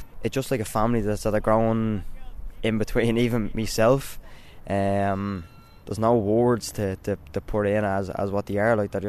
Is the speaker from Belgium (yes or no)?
no; Dublin, Leinster, Ireland; I grew up in Domnick Street Flats. I went to school in Murdy's Place in Dorset Street.